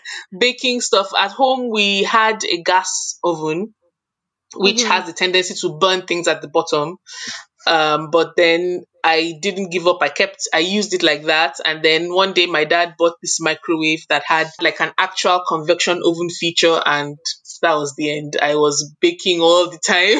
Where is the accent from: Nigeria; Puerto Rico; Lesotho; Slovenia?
Nigeria; moved away as an adult; also born or lived in United Kingdom; now in Milton, Canada; growing up in Nigeria, my mom used to bake a lot.